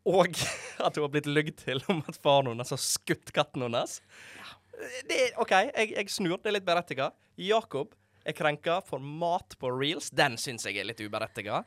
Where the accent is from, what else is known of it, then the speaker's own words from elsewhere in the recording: Måløy, Vestland, Norway; moved away; hjemme i Måløyde